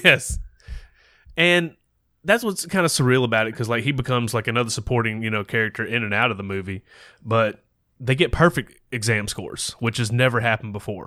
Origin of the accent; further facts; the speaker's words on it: the South, United States; growing up in the South